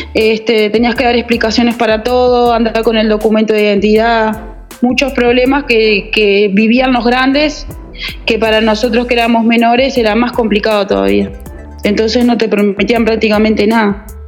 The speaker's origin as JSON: {"language": "Spanish", "country": "Uruguay", "tie": "born or raised there", "said": "soy eh, natural de Uruguay"}